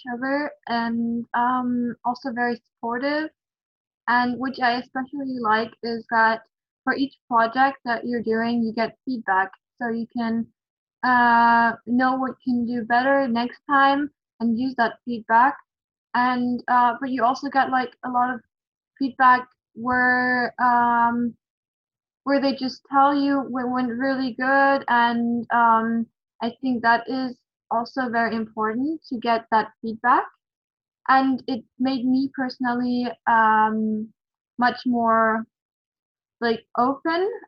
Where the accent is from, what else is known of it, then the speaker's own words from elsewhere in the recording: Germany; English is a second language; I'm 15 years old and I come from Germany.